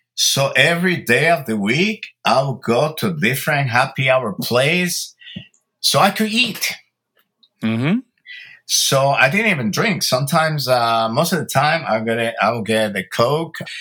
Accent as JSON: {"language": "English", "town": "Santo Domingo", "country": "Dominican Republic", "tie": "born or raised there", "moved": "yes", "lives_now": "Los Angeles, United States", "said": "I was born in Santo Domingo, Dominican Republic, uh, of Cuban and Italian"}